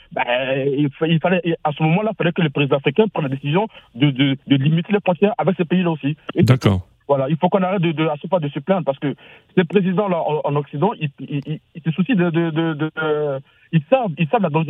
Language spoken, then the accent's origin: French; Côte d’Ivoire; je suis de la Côte d'Ivoire.